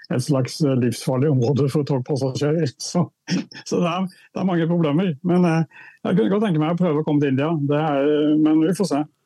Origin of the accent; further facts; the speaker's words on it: Indre Agder, Norway; da jeg var barn, så vokste jeg opp i en reformistisk eh, luthersk prestefamilie i Indre Agder